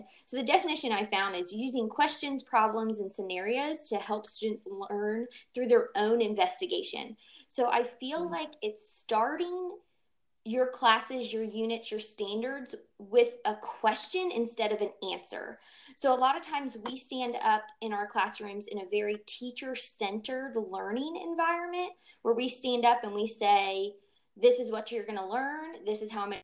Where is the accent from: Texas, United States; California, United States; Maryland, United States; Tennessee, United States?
Maryland, United States; moved away as an adult; also born or lived in North Carolina; now in Georgia, United States; I'm originally from Maryland, so Georgia was just where I went to college